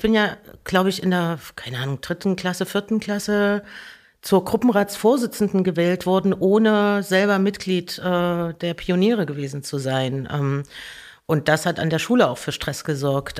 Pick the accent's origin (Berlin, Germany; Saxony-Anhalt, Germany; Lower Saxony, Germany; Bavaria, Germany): Saxony-Anhalt, Germany; Merseburg; moved away; also born or lived in Erfurt; geboren in Erfurt und dann, ich glaube, 82, also 78 geboren und ich glaube, 82 oder 84, irgend sowas sind wir nach Merseburg gezogen